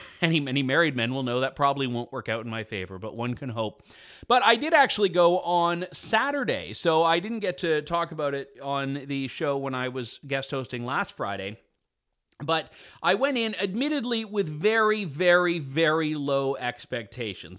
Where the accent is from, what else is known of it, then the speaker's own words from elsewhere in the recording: Canada; I am his Canadian compatriot